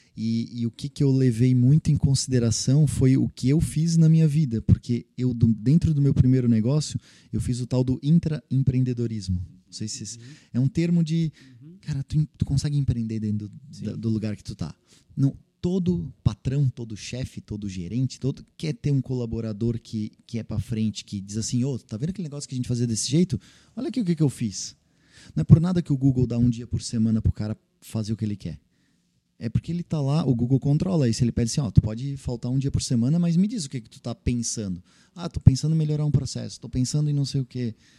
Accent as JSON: {"language": "Portuguese", "town": "Blumenau", "region": "Santa Catarina", "country": "Brazil", "tie": "born or raised there", "also_born_or_lived": "Florianópolis / Rodeio", "said": "eu sou manezinho da ilha, né? Mas morei a vida inteira praticamente em Blumenau"}